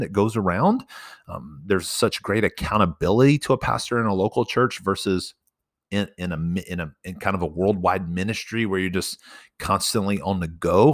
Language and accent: English; Texas Panhandle, United States; I'm from the Panhandle